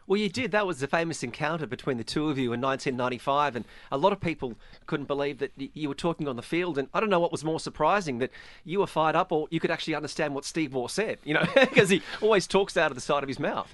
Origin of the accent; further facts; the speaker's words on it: Australia; as an Australian, I'm very fortunate that I was a child of nineteen nineties cricket in Australia